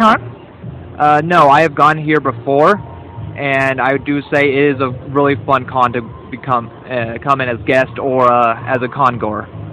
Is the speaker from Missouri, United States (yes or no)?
yes; Lexington, Missouri, United States; I'm from Lexington, Missouri